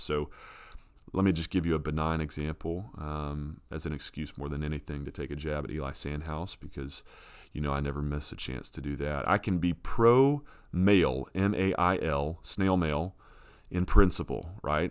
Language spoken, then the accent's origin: English; United States; as an American who votes